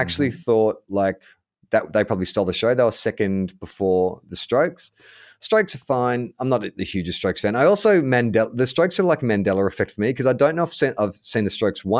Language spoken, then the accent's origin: English; Kentucky, United States; I'm not saying from the United States. I'm from Kentucky. You know where Kentucky is?